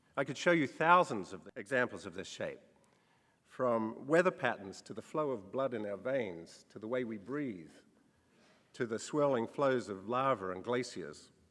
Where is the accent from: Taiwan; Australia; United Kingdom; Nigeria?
Australia; When I was a child growing up in Australia